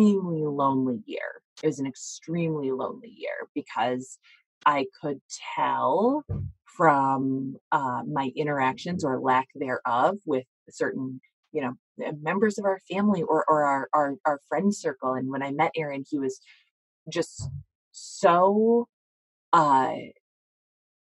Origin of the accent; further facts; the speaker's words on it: United States; as American women